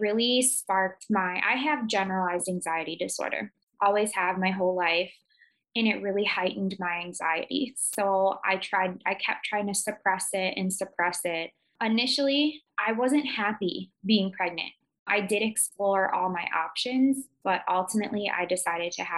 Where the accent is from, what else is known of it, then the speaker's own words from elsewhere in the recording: Chicago, Illinois, United States; moved away as an adult; now in Potterville, United States; I am originally from Chicago